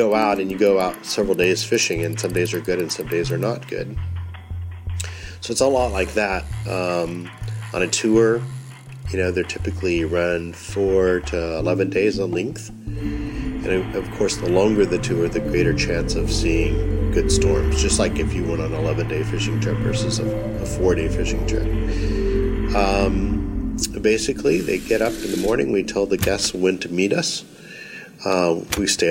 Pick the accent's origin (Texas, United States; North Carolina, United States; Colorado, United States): Texas, United States; North; growing up in North Texas, where we have big storms on a regular basis